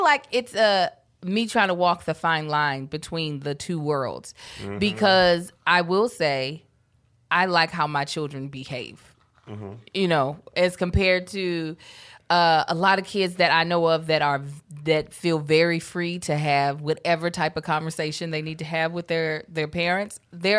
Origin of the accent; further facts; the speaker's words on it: Baltimore, Maryland, United States; That was like going back home to Baltimore, sounding now like we're from Kentucky.